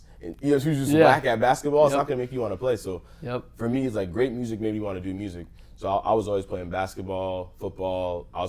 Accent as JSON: {"language": "English", "town": "Atlanta", "region": "Georgia", "country": "United States", "also_born_or_lived": "Los Angeles, California / Nigeria (ancestry)", "said": "From Atlanta, Georgia. I'm born in LA though."}